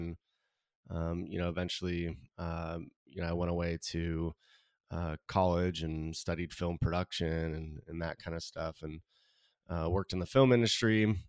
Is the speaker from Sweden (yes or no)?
no; California, United States; I mean, I grew up in California, in Southern California, and I, you know, one of three kids, parents who fortunately they're still married, which is great.